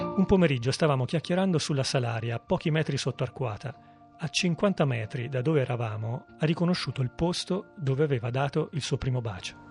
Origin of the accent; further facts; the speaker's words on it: Foligno, Umbria, Italy; moved away; also born or lived in Siena; Quando torno a casa, a Foligno, o quando attraverso le vie di Siena dove ho studiato